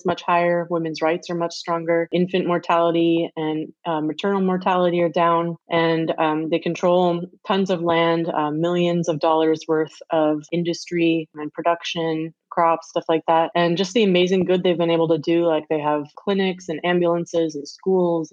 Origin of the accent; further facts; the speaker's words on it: United States; also born or lived in Europe; being American